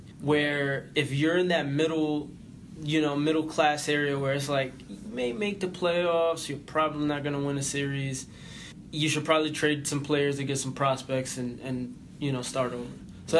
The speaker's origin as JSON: {"language": "English", "region": "New York", "country": "United States", "tie": "born or raised there", "said": "my local team, my hometown team, the New York Yankees."}